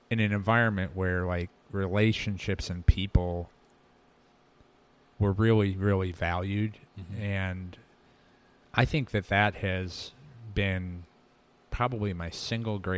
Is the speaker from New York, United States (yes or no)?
yes; Medina, New York, United States; So growing up in Medina, there was a place called Mr. Ed's.